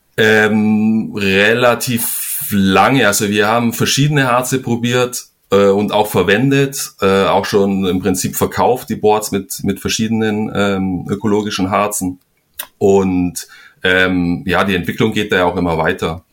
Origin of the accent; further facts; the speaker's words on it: Donauwörth, Bavaria, Germany; moved away as an adult; also born or lived in Flensburg / Kiel; now in Spain; bin ich eigentlich auch nicht mehr in, in Donauwörth, also dem Ort, wo ich aufgewachsen bin